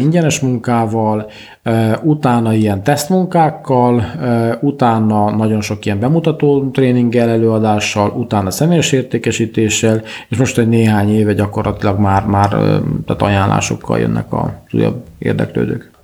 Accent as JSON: {"language": "Hungarian", "area": "Székely", "region": "Szeklerland", "country": "Romania", "also_born_or_lived": "Cluj-Napoca, Romania", "said": "székely vagyok"}